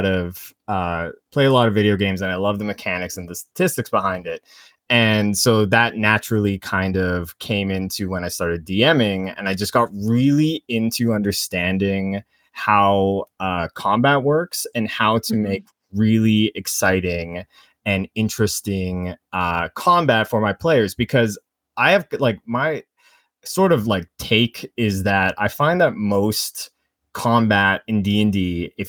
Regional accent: Canada; I am a Canadian and I work as a media analyst for an ad agency

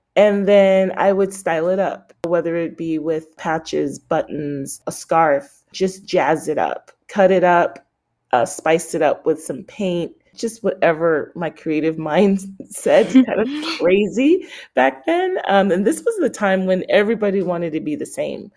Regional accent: San Francisco, California, United States; I grew up around fashion in San Francisco.

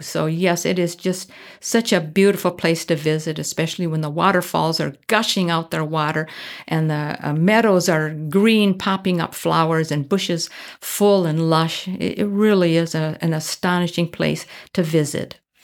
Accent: Midwest, United States; moved away as an adult; also born or lived in Minneapolis; I come from the Midwest

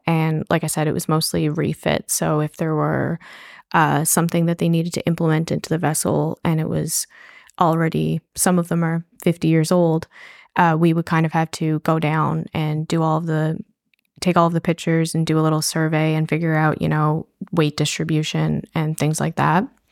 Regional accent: St. John's, Newfoundland and Labrador, Canada; I grew up in Saint John's

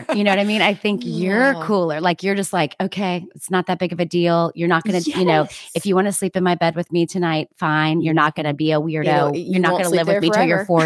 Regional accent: Atlanta, Georgia, United States; We grew up in Atlanta

